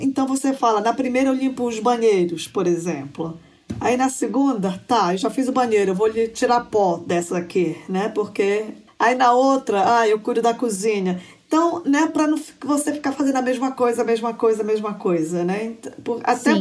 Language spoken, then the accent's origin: Portuguese; Belém, Pará, Brazil; moved away as an adult; also born or lived in Brasília; now in United States; Eu nasci em Belém do Pará